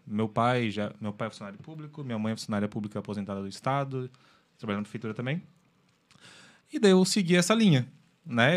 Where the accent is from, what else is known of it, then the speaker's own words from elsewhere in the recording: Nova Veneza, Santa Catarina, Brazil; eu sou natural de Nova Veneza, lá da terra da polenta